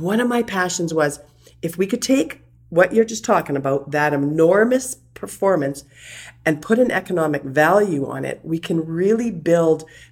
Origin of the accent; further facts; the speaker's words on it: Sparwood, British Columbia, Canada; I'm from Sparwood, which was originally a little coal mining town called Michelle Natal.